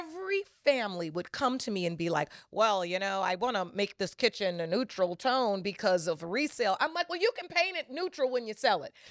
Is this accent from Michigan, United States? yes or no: yes; Detroit, Michigan, United States; growing up in Detroit as a young